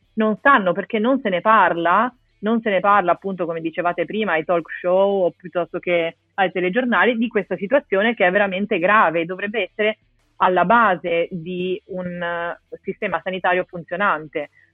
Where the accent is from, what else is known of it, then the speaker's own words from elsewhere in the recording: Genoa, Liguria, Italy; io sono di Genova